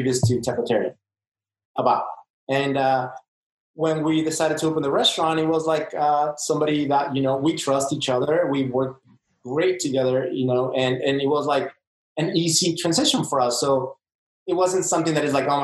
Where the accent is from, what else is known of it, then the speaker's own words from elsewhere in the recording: Mexico City, Mexico; now in Las Vegas, United States; this is how we make it in my hometown